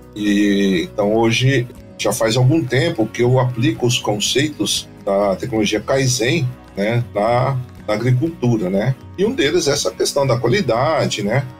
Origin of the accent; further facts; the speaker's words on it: Guararapes, São Paulo, Brazil; Eu sou da região de Araçatuba, né? Especificamente de Guararapes. Tive uma infância fabulosa